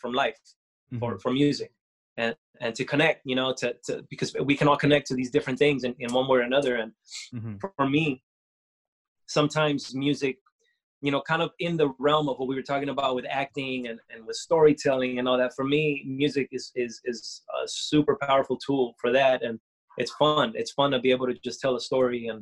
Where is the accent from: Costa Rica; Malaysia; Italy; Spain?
Costa Rica; I'm from Costa Rica, born in Costa Rica